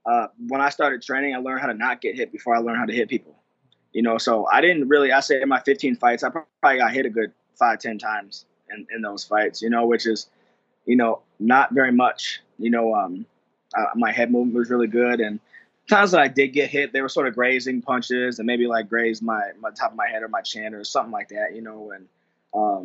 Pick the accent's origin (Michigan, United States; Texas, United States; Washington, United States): Michigan, United States; Lansing; I grew up in Lansing, Michigan